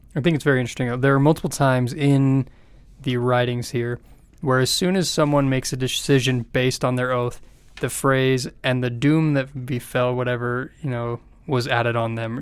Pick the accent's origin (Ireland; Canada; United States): United States; as an American